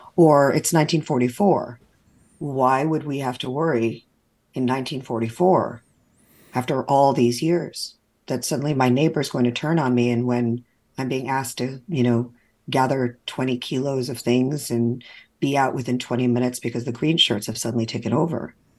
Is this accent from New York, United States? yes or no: yes; New York, United States; moved away as an adult; now in Florida, United States; To be Jewish from New York living in Florida